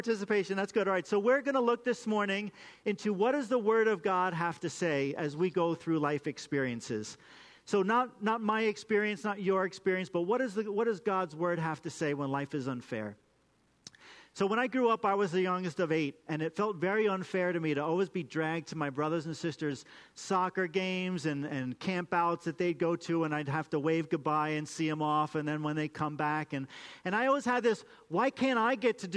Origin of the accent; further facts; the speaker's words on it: United States; Why did I get to be born in America?